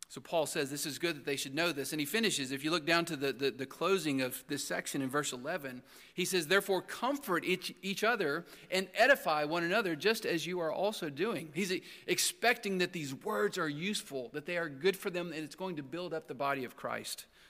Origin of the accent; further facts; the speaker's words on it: Texas, United States; where I grew up in Texas